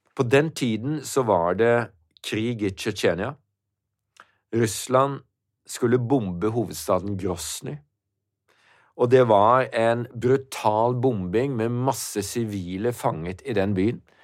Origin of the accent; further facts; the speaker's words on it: Norway; Jeg kommer fra Norge